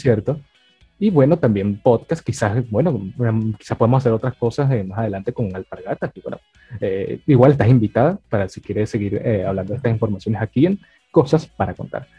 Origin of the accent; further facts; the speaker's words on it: Venezuela; nosotros que somos venezolanos